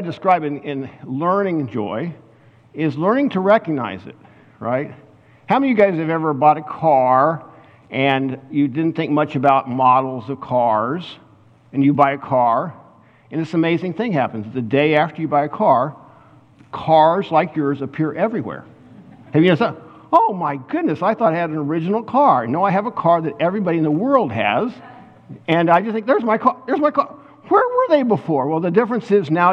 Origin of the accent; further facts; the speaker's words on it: Kansas, United States; I was from Kansas